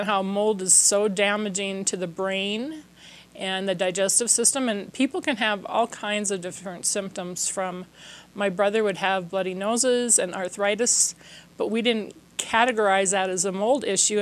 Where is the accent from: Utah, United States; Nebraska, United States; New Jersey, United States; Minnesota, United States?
Minnesota, United States; I'm from Minnesota, so we would have these really heavy-duty winters